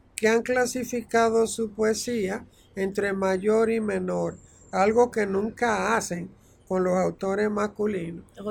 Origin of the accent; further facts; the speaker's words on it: Santiago de los Caballeros, Santiago, Dominican Republic; moved away as an adult; nosotros además como eh, dominicanos